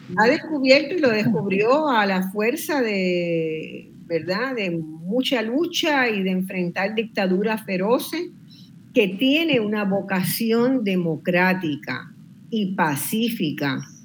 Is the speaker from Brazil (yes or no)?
no; Puerto Rico; los puertorriqueños